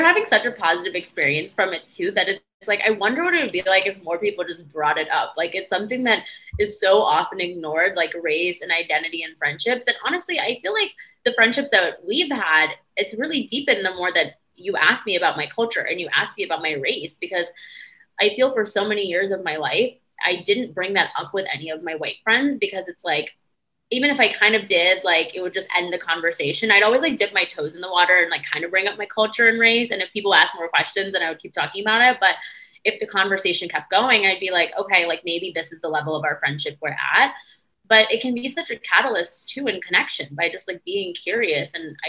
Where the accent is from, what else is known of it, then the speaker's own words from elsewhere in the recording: India; this wedding is really highlighting that I'm Indian. I'm like a person of color.